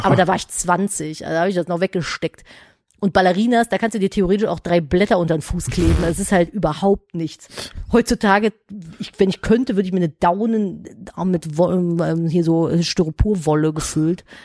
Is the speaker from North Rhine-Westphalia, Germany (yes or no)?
yes; Cologne, North Rhine-Westphalia, Germany; ich bin ja in Köln groß geworden